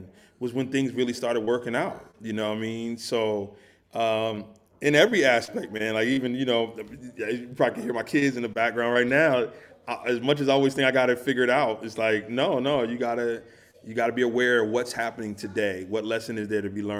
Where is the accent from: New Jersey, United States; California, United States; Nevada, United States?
New Jersey, United States; I grew up in New Jersey. I grew up a hip-hop kid